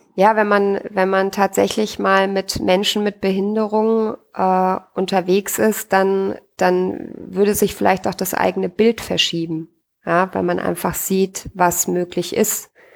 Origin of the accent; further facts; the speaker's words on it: Austria; bei uns in Österreich